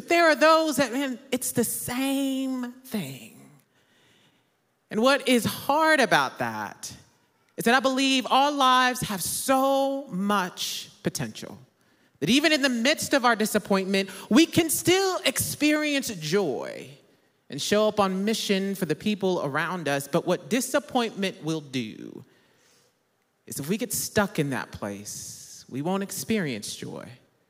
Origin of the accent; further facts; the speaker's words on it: Midwest, United States; I'm originally from the Midwest, so I enjoy a real fall and not the fake falls we have in Texas.